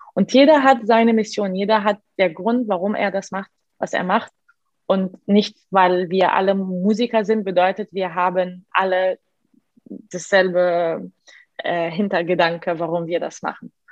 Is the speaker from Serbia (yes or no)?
no; Egypt; German is a second language; moved away; also born or lived in Milan; Ich bin normal in Ägypten aufgewachsen, in einer sehr normalen, sehr ägyptischen Familie